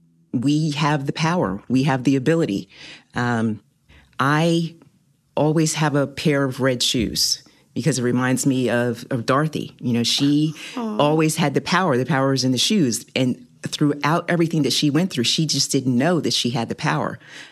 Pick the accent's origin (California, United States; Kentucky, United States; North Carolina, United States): North Carolina, United States; Winston-Salem; also born or lived in New Jersey / New York / Virginia; now in Hampton Roads, United States; I'm originally from Winston-Salem, North Carolina.